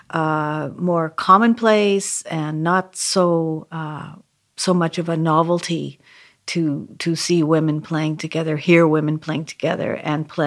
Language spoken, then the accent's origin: English; Vancouver, British Columbia, Canada; now in New York, United States; even from the time I began when I moved to New York from Canada, Vancouver, Canada.